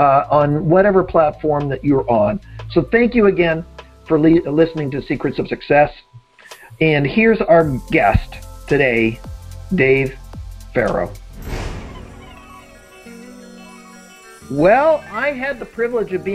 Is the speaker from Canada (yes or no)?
yes; Canada; as a fellow Canadian